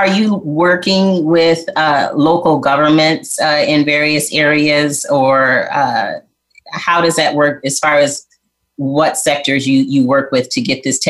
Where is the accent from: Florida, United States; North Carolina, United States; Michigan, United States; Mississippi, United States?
Michigan, United States; I'm from Michigan, and growing up with my dad